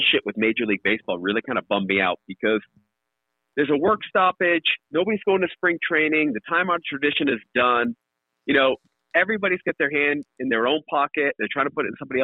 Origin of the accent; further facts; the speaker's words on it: New England, United States; growing up in New England, it was Red Sox games.